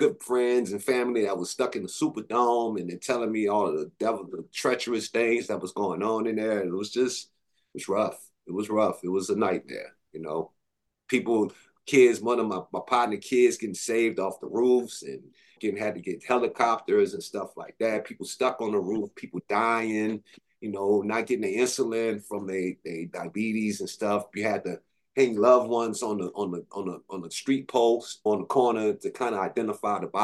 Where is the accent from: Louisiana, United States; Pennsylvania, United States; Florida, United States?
Louisiana, United States; New Orleans; moved away as an adult; also born or lived in Atlanta, Georgia / Houston, Texas; all of the years I grew up in New Orleans